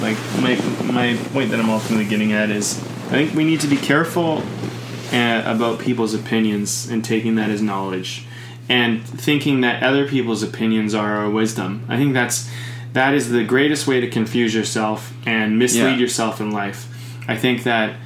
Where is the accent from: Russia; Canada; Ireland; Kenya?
Canada; as a Canadian